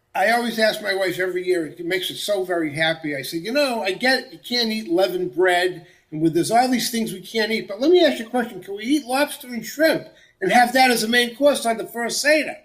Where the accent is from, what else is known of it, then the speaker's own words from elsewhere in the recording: Central Massachusetts, United States; I grew up in Central Massachusetts